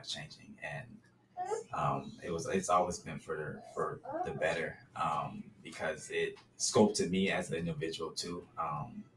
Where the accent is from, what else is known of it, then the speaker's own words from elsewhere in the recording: Dallas, Texas, United States; moved away as an adult; now in Houston, United States; I was raised in Dallas